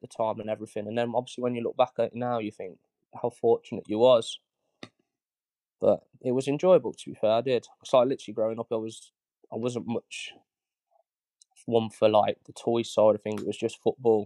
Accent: Bedworth, West Midlands, United Kingdom; I'm from Bedworth

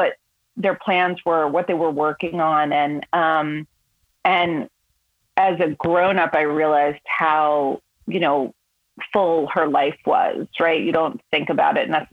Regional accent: New York, United States; also born or lived in Los Angeles, California; I was born in Los Angeles. And then my parents moved back and forth from New York to Los Angeles, like always for work a couple of times before I was 8. And when I was 8 years old, we moved back to New York, like for good.

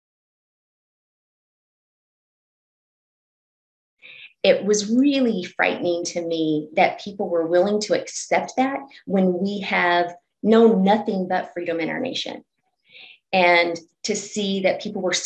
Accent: Texas, United States; now in Oregon, United States; I grew up in Texas.

